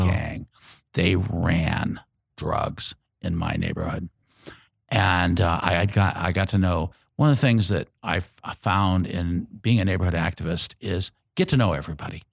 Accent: Indianapolis, Indiana, United States; I was born here in Indianapolis

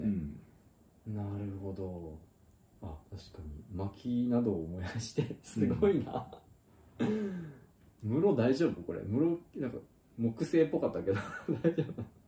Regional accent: Nara, Japan; now in Tokyo, Japan; 自分が奈良県生まれだっていうことはなんかもう変えられないというか、うん、でそこは絶対自分のなんていうか人格に、うん人格形成に影響してる

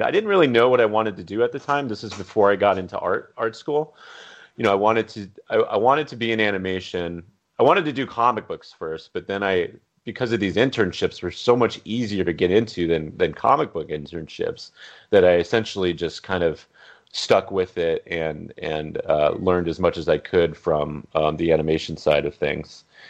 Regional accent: Glendale, California, United States; I grew up in Glendale, California, which is pretty much near the hub of animation

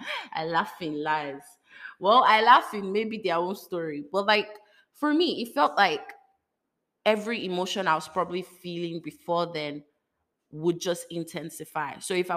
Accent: Lagos, Nigeria; You know, I'm coming from Lagos, Nigeria, where, you know, it's not like they don't do it, but like, you are hiding.

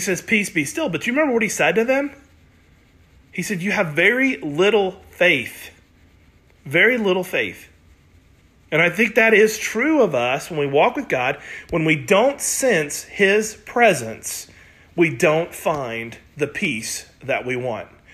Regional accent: United States; also born or lived in Oklahoma / Missouri; I was raised in Oklahoma and Missouri

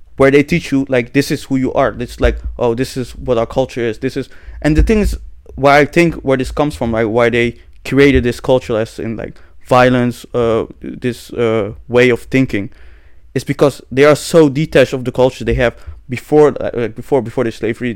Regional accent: Netherlands; I was born here

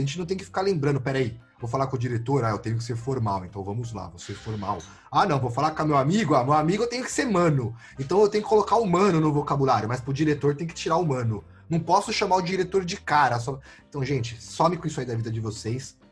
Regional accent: São Paulo, Brazil; E eu sou de São Paulo

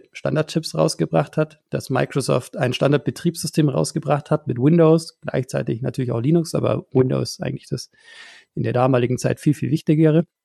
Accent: Bavaria, Germany; Also ich, ich komme hier aus dem Allgäu, sehr, sehr weit weg von, von eurer Homebase.

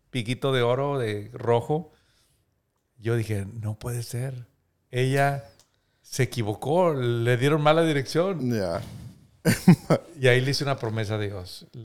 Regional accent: Múzquiz, Coahuila, Mexico; yo soy originario de Musquis y yo quería que ella conociera

